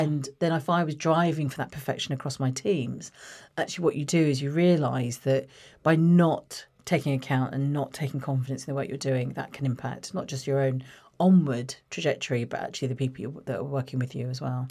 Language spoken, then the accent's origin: English; Watford, East of England, United Kingdom; I grew up in Watford, uh, born in Watford